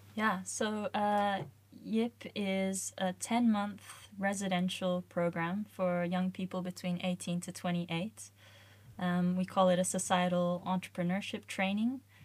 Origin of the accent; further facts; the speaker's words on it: Australia; moved away as an adult; now in Sweden; I'm originally from Australia